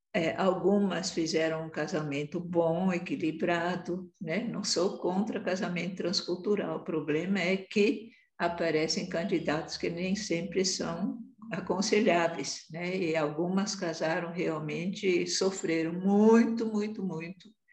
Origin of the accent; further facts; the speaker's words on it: Brazil; moved away as an adult; also born or lived in Angola; Eu, como sou muito branca, é, não era tão vista como brasileira, né, apesar de ser